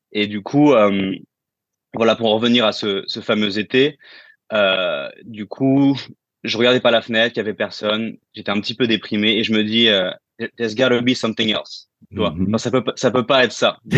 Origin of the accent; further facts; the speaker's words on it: France; moved away; Euh, ah, ça fait huit ans que j'ai quitté la France.